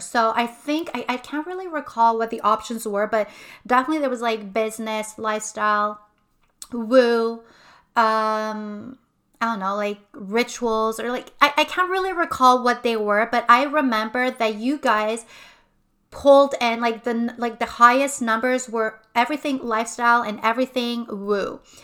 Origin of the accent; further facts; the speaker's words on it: Montreal, Quebec, Canada; moved away as an adult; now in Quebec City, Canada; I'm originally from Montreal. My family is from Montreal. I've lived there my entire life